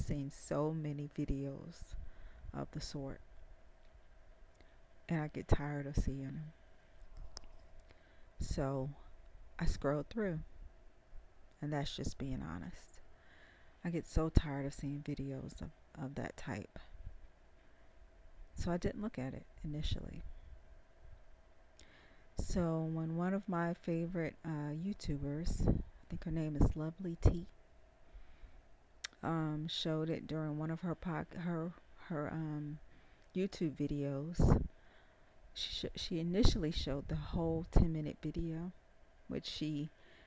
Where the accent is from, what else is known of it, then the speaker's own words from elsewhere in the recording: the South, United States; accent: southern twang; I'm from the South. I have a southern twang.